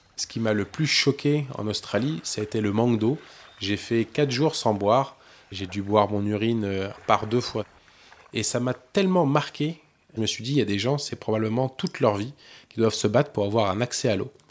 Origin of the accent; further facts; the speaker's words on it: France; je suis français